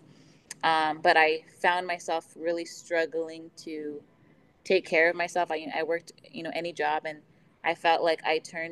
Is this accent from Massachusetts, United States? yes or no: no; Ventura County, California, United States; moved away as an adult; also born or lived in Las Vegas, Nevada; I come from Ventura County, California.